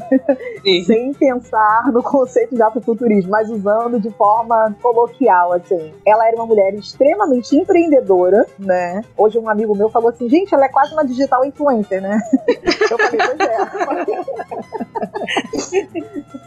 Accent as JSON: {"language": "Portuguese", "region": "Rio de Janeiro", "country": "Brazil", "tie": "born or raised there", "also_born_or_lived": "Baixada Fluminense", "moved": "as an adult", "lives_now": "Salvador, Brazil", "said": "eu sou do Rio de Janeiro, né? Do subúrbio carioca, é, nascida na Baixada Fluminense, e criada nos subúrbios, né? Irajá, é, Vigário Geral, Cordovil, Penha, enfim. E hoje em dia eu moro em Salvador"}